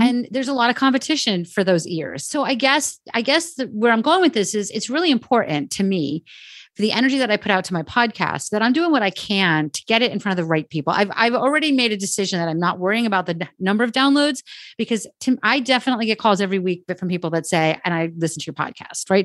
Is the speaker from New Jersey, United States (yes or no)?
yes; New Jersey, United States; I am from New Jersey